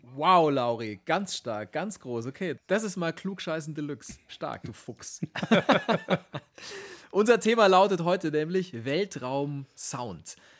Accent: Augsburg, Bavaria, Germany; aus Augsburg, aus meiner Heimatstadt

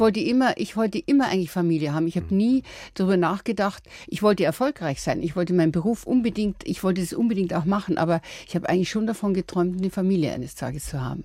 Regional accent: Lower Bavaria, Germany; moved away; also born or lived in Munich; ich bin ja in Niederbayern aufgewachsen

